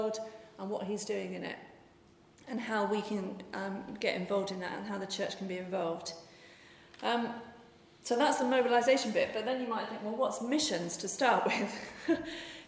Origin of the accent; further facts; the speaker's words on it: Totnes, South West England, United Kingdom; moved away as an adult; now in Guatemala; I grew up in Totnes